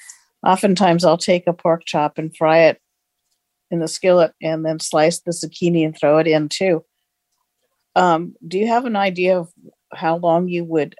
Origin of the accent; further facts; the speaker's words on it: Carmichael, California, United States; I'm from Carmichael, California, and I just got my TOA 60 air fryer.